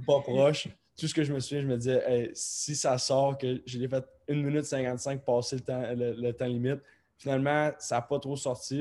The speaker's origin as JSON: {"language": "French", "town": "Rimouski", "region": "Quebec", "country": "Canada", "tie": "born or raised there", "also_born_or_lived": "Baie-Comeau / Columbus", "said": "moi, j'ai grandi à Bécomo, j'ai grandi à Rimouski"}